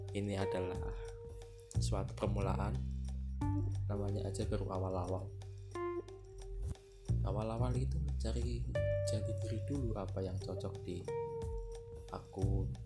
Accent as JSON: {"language": "Indonesian", "town": "Semarang", "region": "Central Java", "country": "Indonesia", "tie": "born there", "said": "lahir di Semarang."}